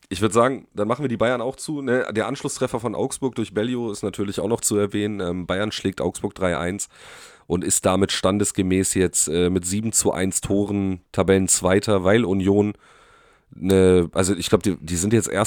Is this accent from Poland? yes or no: yes; Poland; ich bin jetzt auch, also ich bin ja auch äh, Pole, ne?